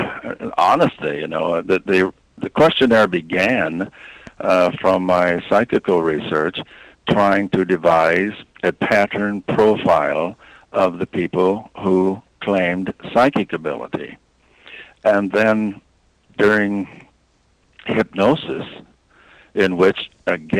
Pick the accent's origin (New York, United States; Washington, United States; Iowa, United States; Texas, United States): Iowa, United States; I'm from Iowa